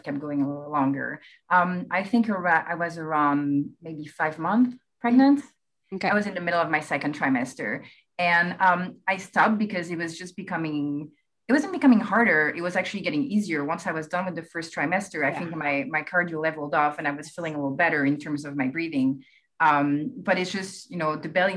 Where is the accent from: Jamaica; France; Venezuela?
France; English is a second language; now in United States; I'm actually from France, as you can, I'm sure you can hear it